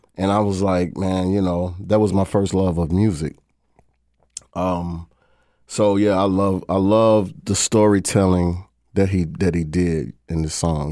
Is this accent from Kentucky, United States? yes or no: yes; Louisville, Kentucky, United States; Louisville, Kentucky